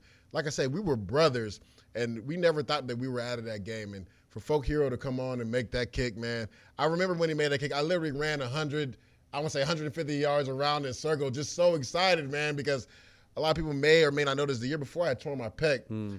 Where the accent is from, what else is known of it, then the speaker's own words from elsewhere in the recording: Tampa, Florida, United States; I grew up in Tampa.